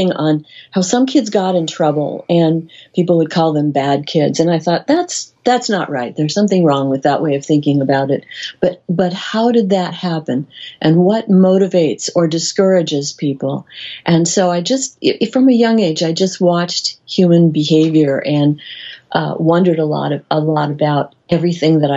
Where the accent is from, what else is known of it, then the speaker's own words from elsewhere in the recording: Midwest, United States; I grew up in the Midwest in a very large family